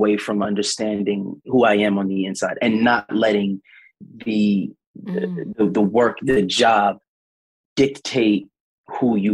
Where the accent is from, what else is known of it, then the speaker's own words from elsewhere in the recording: New York City, New York, United States; growing up in Stapleton Projects and living in America as a young Black man